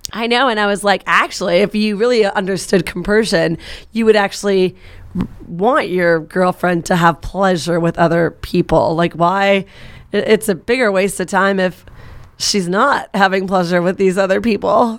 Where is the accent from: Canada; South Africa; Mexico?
Canada; Vancouver, British Columbia; moved away as an adult; now in United States; I'm from Vancouver